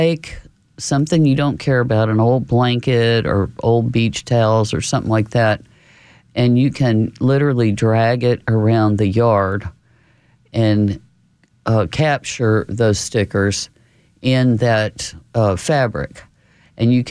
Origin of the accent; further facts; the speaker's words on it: New Braunfels, Texas, United States; when I was growing up in New Braunfels, we always had the county fair